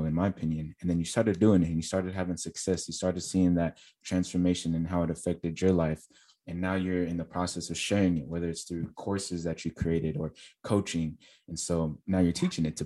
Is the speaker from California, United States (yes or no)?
yes; California, United States; now in Texas, United States; I'm from California, so they require you to have a state license in California. And now I live in Texas